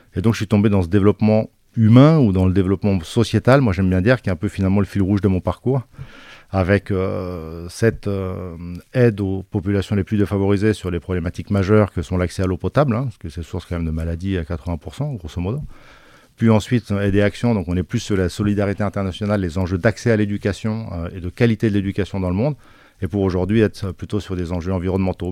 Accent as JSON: {"language": "French", "area": "Basque Country", "region": "Nouvelle-Aquitaine", "country": "France", "moved": "yes", "said": "Je suis d'origine du Pays Basque"}